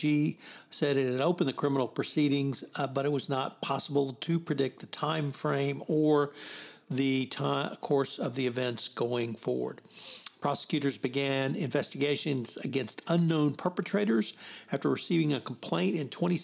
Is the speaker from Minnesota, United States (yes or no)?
no; Houston, Texas, United States; I'm from Houston, and we have Enron